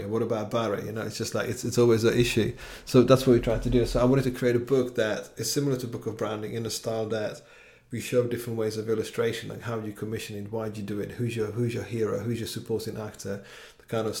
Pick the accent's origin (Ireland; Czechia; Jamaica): Czechia; now in London, United Kingdom; where I'm from Czech Republic